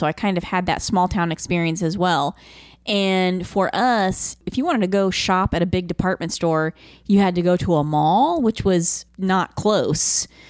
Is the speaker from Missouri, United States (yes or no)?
no; Dayton, Ohio, United States; I was raised in Dayton, Ohio.